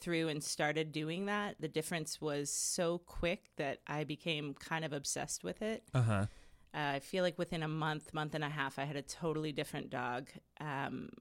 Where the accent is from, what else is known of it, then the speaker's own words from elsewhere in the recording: Portland, United States; being from here too, I'm from Portland, so service industry since I was 14